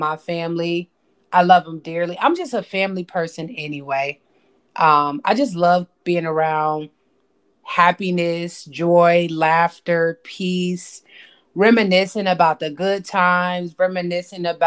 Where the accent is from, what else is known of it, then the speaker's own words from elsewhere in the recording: Paterson, New Jersey, United States; now in North Carolina, United States; we were raised in Patterson